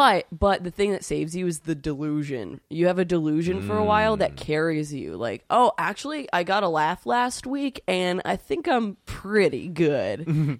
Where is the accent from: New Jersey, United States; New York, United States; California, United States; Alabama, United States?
New York, United States; New York City; also born or lived in Vero Beach, United States; I was pretty miserable in Florida because I'm from here. I'm from New York City originally